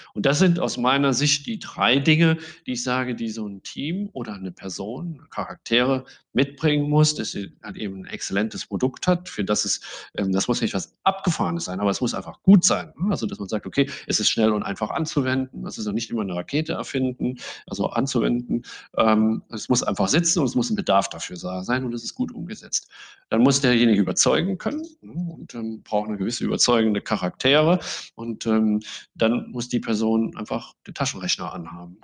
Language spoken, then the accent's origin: German; Saarland, Germany; ich bin selber Saarländer